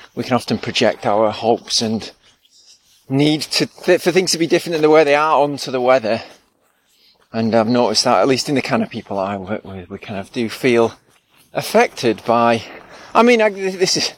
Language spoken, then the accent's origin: English; England, United Kingdom; We're English